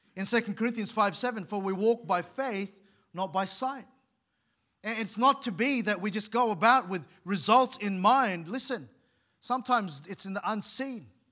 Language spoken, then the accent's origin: English; Philippines; moved away; where I was born in the Philippines